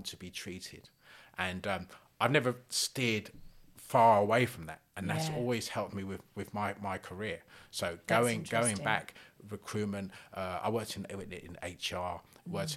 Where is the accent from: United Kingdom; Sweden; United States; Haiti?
United Kingdom; London; I was born in South London